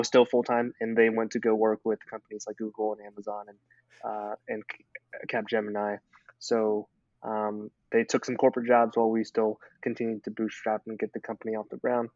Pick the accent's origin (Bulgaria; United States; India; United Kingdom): United States; Memphis, Tennessee; moved away as an adult; also born or lived in China; now in Nashville, United States; I grew up in China, came here to the United States when I was 8 years old. Was raised in Memphis, Tennessee.